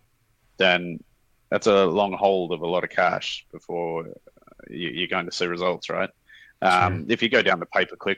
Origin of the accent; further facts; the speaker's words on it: Sydney, New South Wales, Australia; moved away as an adult; also born or lived in Thailand; now in Singapore; We're from Sydney originally, Sydney, Australia